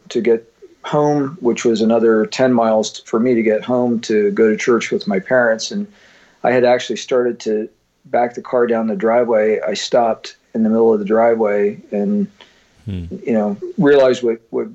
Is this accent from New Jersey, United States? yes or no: no; Northumberland County, central Pennsylvania, United States; I grew up in central Pennsylvania, in Northumberland County, central Pennsylvania